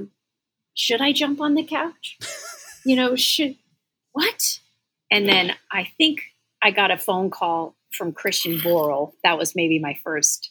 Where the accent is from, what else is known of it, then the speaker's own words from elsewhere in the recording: the South, United States; I was raised in the South where you're friendly and you're kind to people